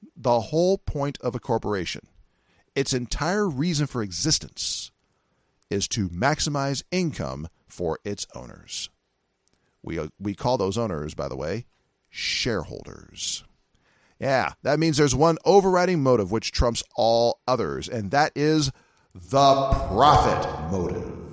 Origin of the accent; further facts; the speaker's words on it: California, United States; California, my home state